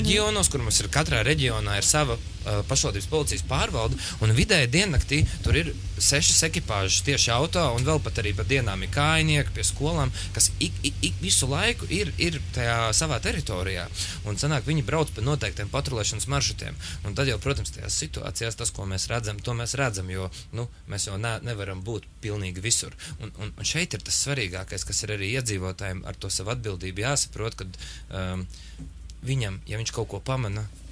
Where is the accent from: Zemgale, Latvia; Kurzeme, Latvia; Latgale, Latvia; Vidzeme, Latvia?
Vidzeme, Latvia; Sigulda; moved away as an adult; now in Riga, Latvia; oriģināls nesmu rīznieks, vispār es esmu no Sigultas novada.